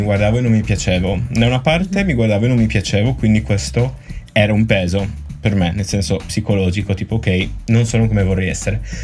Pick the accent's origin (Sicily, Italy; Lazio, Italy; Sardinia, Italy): Sardinia, Italy; da buon sardo